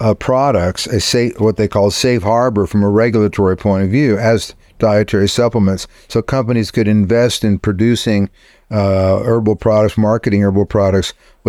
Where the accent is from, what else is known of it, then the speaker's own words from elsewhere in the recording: Texas, United States; as a Texan, based on my limited British history.